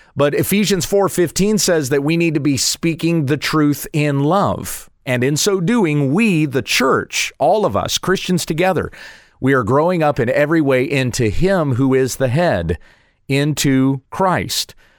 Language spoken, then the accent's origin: English; United States; I am an American, so I live in an American context